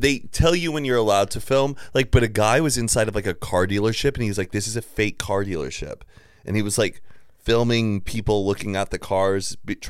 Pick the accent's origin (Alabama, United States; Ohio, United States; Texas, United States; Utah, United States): Texas, United States; Dallas